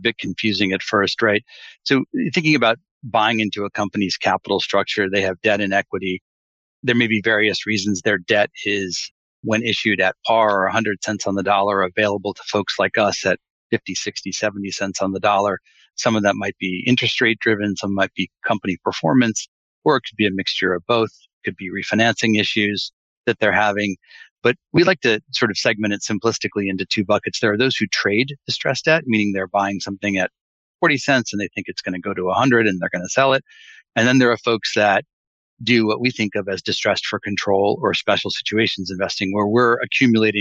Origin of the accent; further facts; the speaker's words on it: Maryland, United States; I grew up in the suburbs of Maryland, now very developed area